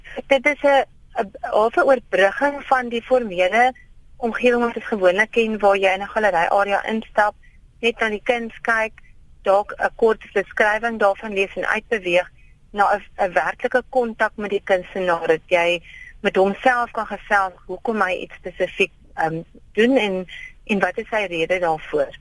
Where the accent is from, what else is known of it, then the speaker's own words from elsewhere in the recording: Karoo, South Africa; Karoo lams curry wat dan nou ook praat van my werk in die wêreld waar ek vandaan kom